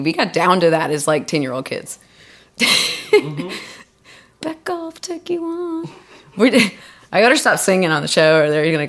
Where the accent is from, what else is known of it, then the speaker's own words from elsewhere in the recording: Birmingham, Alabama, United States; born there; also born or lived in Orlando / Colorado Springs; So I was born in Birmingham, Alabama. I still have family there. And then we moved around a lot as kids.